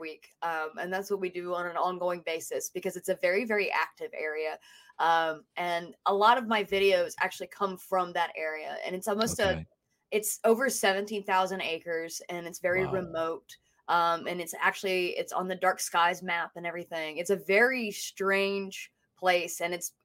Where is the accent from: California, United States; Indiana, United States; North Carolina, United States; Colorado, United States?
North Carolina, United States; Haywood County; moved away as an adult; also born or lived in New Orleans, Louisiana; I'm from Haywood County, North Carolina, outside of the Pisgah National Forest.